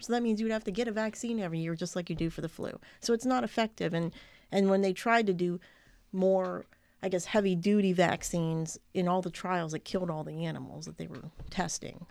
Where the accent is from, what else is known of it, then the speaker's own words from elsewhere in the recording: United States; as an American